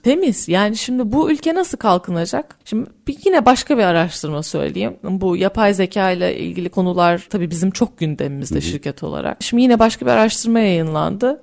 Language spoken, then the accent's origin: Turkish; Turkey; ben Türkiye'de yetiştim. Yani burada yetiştim.